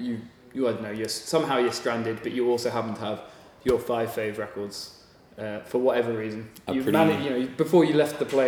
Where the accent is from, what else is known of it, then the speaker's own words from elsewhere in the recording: Bristol, South West England, United Kingdom; moved away; I'm from Bristol.